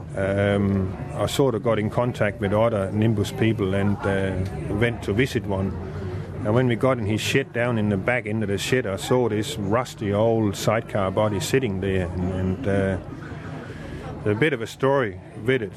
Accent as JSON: {"language": "English", "country": "Denmark", "moved": "as an adult", "lives_now": "Australia", "said": "I'm from Denmark. I've been in Australia now for 28 years."}